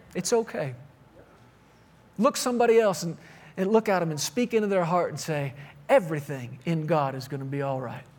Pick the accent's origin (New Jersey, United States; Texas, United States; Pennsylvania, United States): Texas, United States; I grew up in Texas